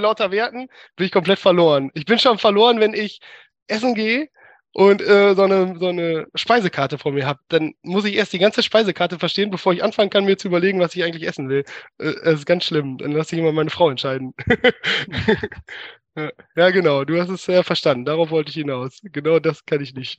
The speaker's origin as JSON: {"language": "German", "area": "Münsterland", "region": "North Rhine-Westphalia", "country": "Germany", "tie": "born or raised there", "also_born_or_lived": "Berlin / Bochum / Eindhoven", "first_language": "German", "moved": "as an adult", "lives_now": "Helmond, Netherlands", "said": "ich komme ursprünglich aus dem Münsterland, äh, Dorfkind aus einem hm. 3000 Seelendorf."}